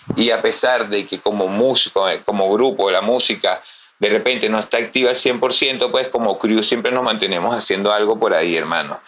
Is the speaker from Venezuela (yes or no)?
yes; Baruta, Miranda, Venezuela; also born or lived in Valles del Tuy; Yo vengo de las Danielas, de las minas de Baruta pero me crié, como te dije anteriormente, con los panas de reciclaje y me pasaba muchísimo en los valles del Tui